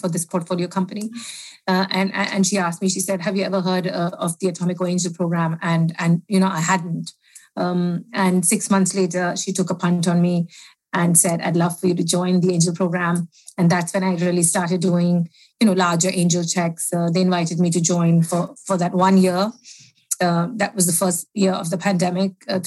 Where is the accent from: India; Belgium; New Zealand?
India; moved away as an adult; also born or lived in United States; now in United Kingdom; born in India, lived there for 18 years, went to university in the States